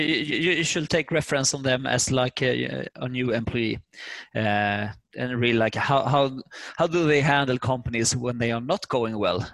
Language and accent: English; Sweden; English is a second language; moved away as an adult; now in United States; we are from Sweden. We just learned English in schools. So when we moved over, starting to talk English